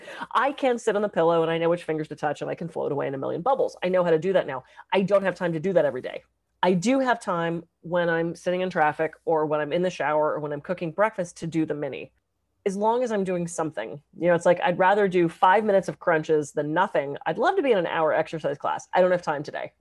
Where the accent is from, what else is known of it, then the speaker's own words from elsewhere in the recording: East Coast, United States; now in Santa Barbara, United States; Being that I'm from the East Coast, now I'm in Santa Barbara